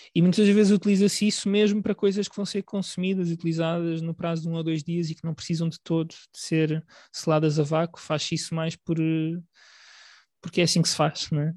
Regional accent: Portugal; nós um, consideramos parte da nossa alimentação enquanto portugueses

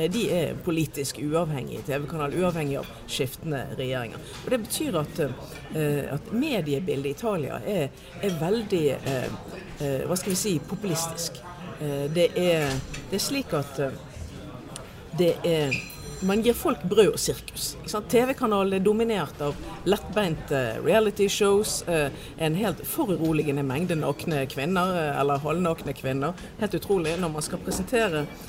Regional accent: Norway; Vi i Norge oppfatter oss i veldig stor grad som nordmenn.

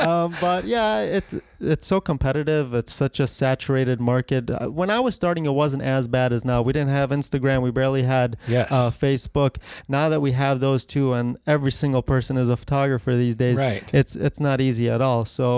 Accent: Ohio, United States; moved away as an adult; now in Connecticut, United States; And I moved from Ohio to Connecticut right about 18 years old to go to business school in Connecticut.

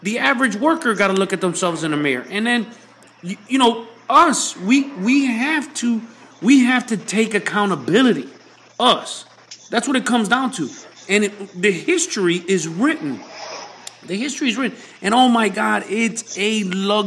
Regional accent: United States; I'm American

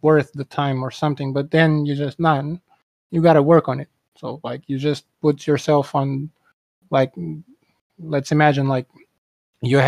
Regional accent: Portugal; I'm from Portugal.

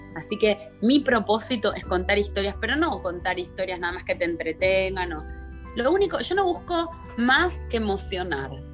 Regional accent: Buenos Aires, Argentina; moved away as an adult; muy cerquita del obelisco, súper porteña en Buenos Aires. Eh, me crié ahí

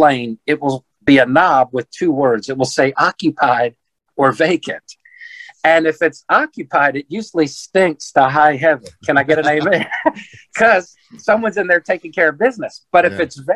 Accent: Washington, District of Columbia, United States; I was born on Capitol Hill. I still live 15 minutes from Washington, D.C. on my street.

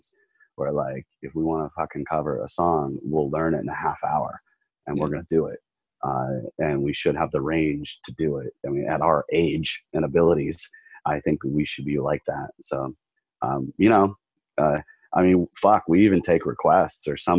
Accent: Orange County, California, United States; also born or lived in Florida Keys, Florida; In the winter I'd skateboard and go to school in Orange County, California.

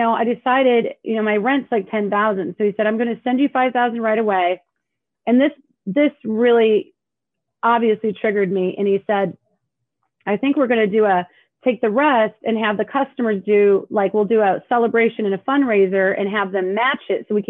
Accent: Indiana, United States; moved away as an adult; now in Los Angeles, United States; I'm from Indiana, all my family's there.

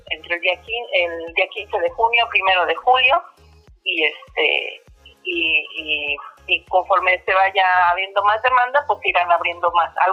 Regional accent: Mexico City, Mexico; moved away as an adult; now in Cancún, Mexico; Nosotros nos mudamos aquí a, la zona de Cancún, nosotros somos de la Ciudad de México.

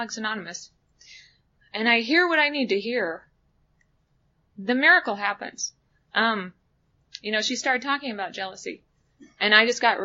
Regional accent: outside of Palmer, Matanuska Glacier, Alaska, United States; I grew up outside of Palmer on the Matanuska Glacier

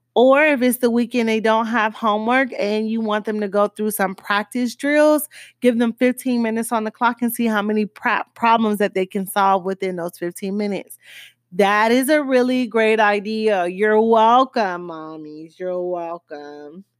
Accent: Miami, Florida, United States; accent: Miami; my Miami accent

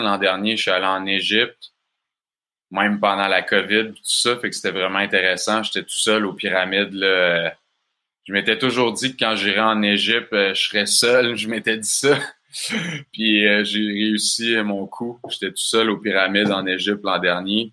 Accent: Bas-Saint-Laurent, Quebec, Canada; accent: Québécois; je viens du Bas-Saint-Laurent. Mes parents, ils ont une ferme d'alimentation biologique dans le coin. Fait que j'ai grandi sur une ferme

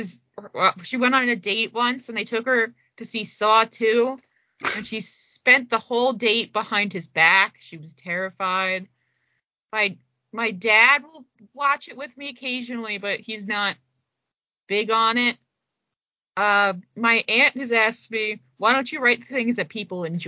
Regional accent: New Jersey, United States; I'm from New Jersey

